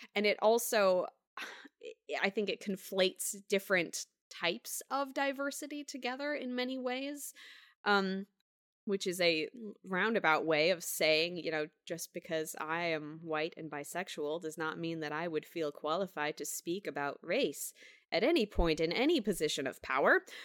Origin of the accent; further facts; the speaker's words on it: United States; I'm born, born and raised in Washington